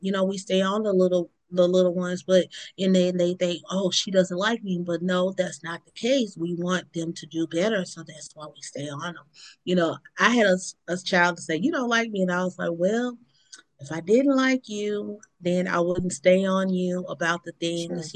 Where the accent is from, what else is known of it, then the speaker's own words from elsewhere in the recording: Mississippi, United States; also born or lived in Baton Rouge, Louisiana; my hometown area in Mississippi